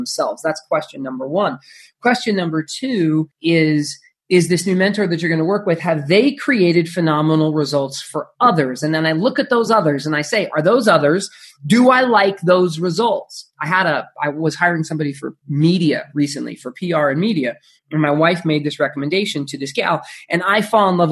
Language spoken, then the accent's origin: English; Phoenix, Arizona, United States; I grew up in Phoenix, Arizona